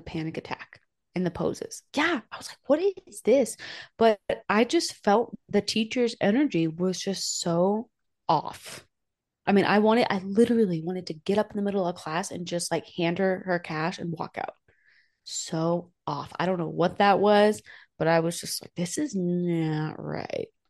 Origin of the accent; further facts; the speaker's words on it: New Hampshire, United States; now in Pagosa Springs, United States; I grew up in New Hampshire where it's just cold all the time